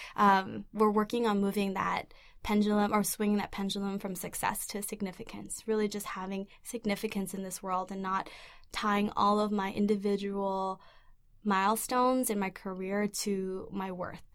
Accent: Vancouver, British Columbia, Canada; I grew up in East Vancouver in a community full of immigrants and refugees. I myself am, am an immigrant and refugee

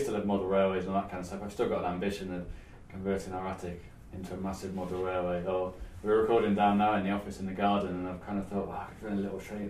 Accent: Gloucester, South West England, United Kingdom; So I'm from Gloucester originally

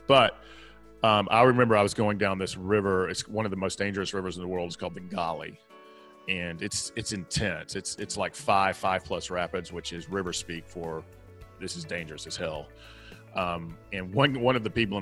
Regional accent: the South, United States; accent: Southern; my Southern accent

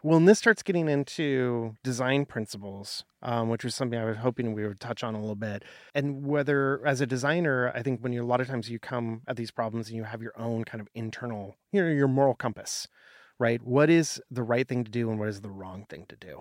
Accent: Portland, United States; I worked in the film industry in Portland, my hometown

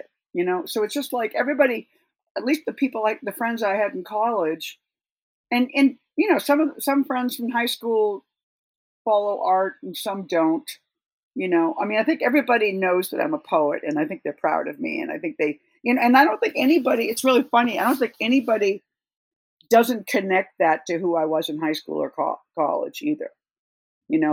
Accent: Boston, Massachusetts, United States; also born or lived in Marfa; now in New York, United States; I grew up around Boston

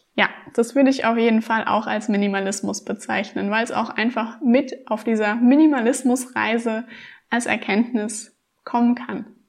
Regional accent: Rhineland-Palatinate, Germany; ich bin 26 Jahre alt und ich komme aus Rheinland-Pfalz

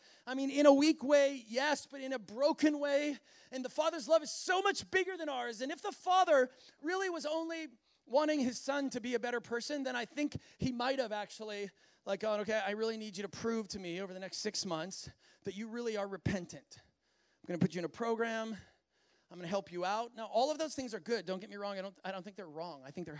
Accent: Minnesota, United States; I know he's from Wisconsin and I'm from Minnesota, and it's like, yeah, we could have some things in common

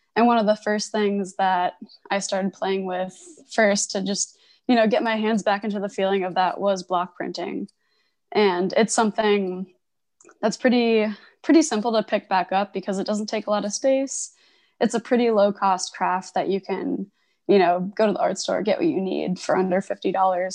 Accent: Connecticut, United States; moved away as an adult; also born or lived in Providence, Rhode Island / Boston; now in Portland, United States; I grew up in Connecticut

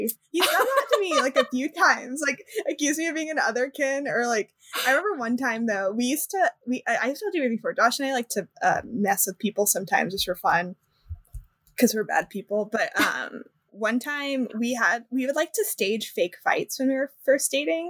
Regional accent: California, United States; I'm from California, and I not Southern California.

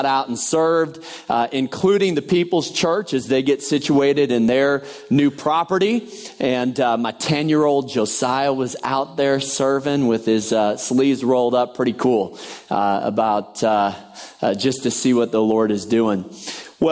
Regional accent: Naperville, Illinois, United States; moved away; Naperville, which is my hometown

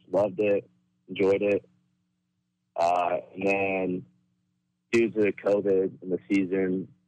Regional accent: Modesto, California, United States; also born or lived in Sacramento, California; I'm from Modesto, California

